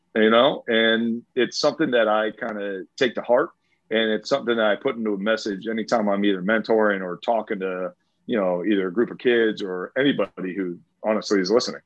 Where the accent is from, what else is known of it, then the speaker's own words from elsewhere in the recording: St. Petersburg, Florida, United States; born and raised in St. Pete